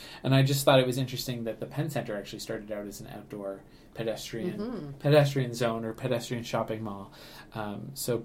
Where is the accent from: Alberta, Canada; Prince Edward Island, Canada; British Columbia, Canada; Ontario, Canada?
Ontario, Canada; Ottawa; moved away as an adult; now in St. Catharines, Canada; I grew up in Ottawa, and I also grew up in the country